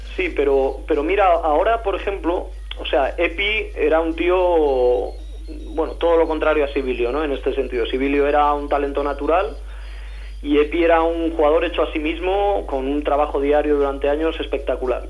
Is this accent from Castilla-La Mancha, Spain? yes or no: no; Valladolid, Castile and León, Spain; moved away as an adult; now in Madrid, Spain; como yo me he criado en Valladolid, en mi infancia, adolescencia en Valladolid